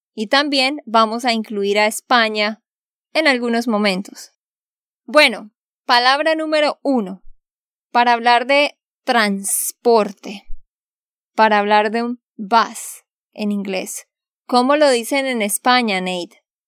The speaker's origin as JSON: {"language": "Spanish", "region": "Santander", "country": "Colombia", "said": "de Santander, Colombia."}